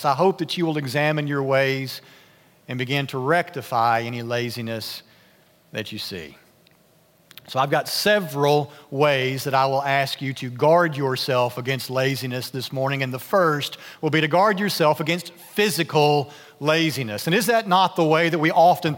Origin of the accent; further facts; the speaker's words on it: Nashville, Tennessee, United States; moved away; I grew up in Nashville